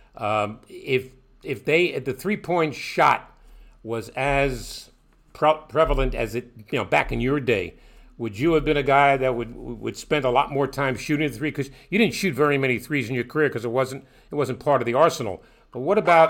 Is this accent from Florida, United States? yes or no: no; New York City, New York, United States; I grew up in Brooklyn